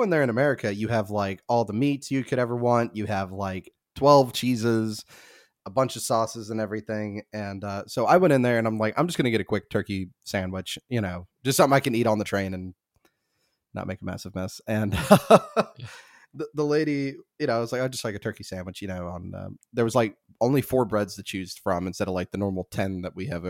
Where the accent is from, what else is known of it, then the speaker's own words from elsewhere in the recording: Southern United States, United States; accent: southern; I don't know why I decided to just pick the polar opposite state of where I'm from, but I just hope that they think that my southern accent belongs to the state of New York